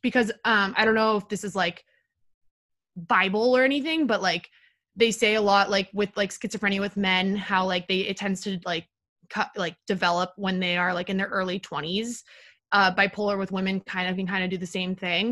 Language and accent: English; Palo Alto, California, United States; moved away as an adult; also born or lived in Washington, D.C.; now in New York, United States; I'm from Palo Alto, California, the techville of the world